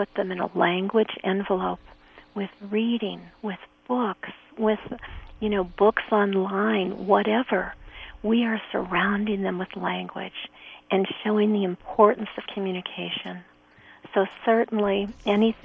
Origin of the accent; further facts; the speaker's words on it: Chicago, Illinois, United States; My dad was a pastor a mile north of the Loop, so I grew up as a street kid going to Chicago public schools.